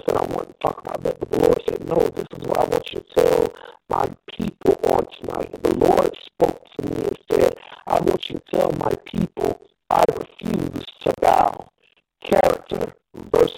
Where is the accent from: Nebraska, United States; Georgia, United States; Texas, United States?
Georgia, United States; Atlanta; in my hometown of Atlanta, Georgia